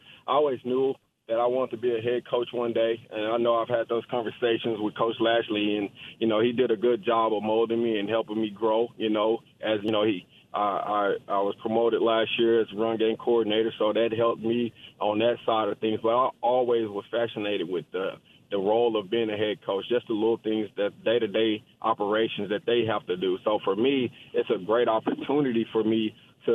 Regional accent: Dallas, Texas, United States; born or raised there

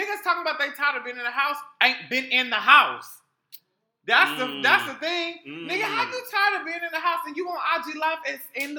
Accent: Houston, Texas, United States; my hometown, Houston, Texas.

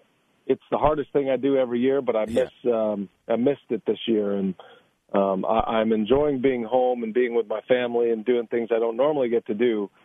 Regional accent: Georgetown, Texas, United States; moved away; I actually grew up in Georgetown, which is

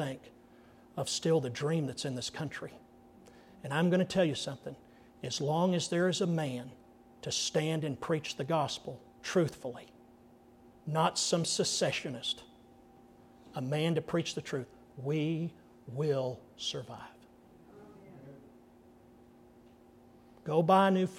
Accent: Andrews, United States; growing up in Andrews

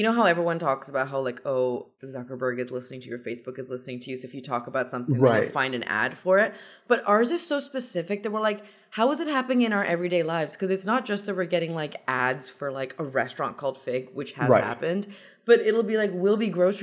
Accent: Iran; I'm Persian.

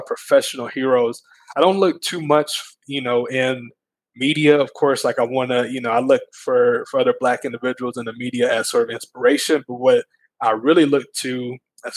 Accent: Mount Pleasant, Texas, United States; I was born in Mount Pleasant.

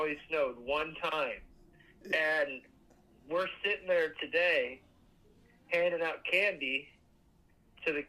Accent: Cleveland, Ohio, United States; moved away as an adult; now in Columbus, United States; I'm originally from Cleveland

